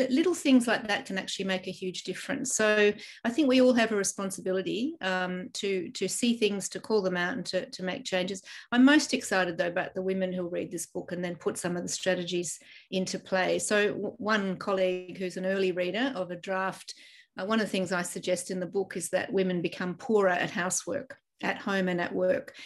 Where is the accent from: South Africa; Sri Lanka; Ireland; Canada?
Ireland; now in Australia; I was born in Ireland, and my home country is heading towards a 50 50 split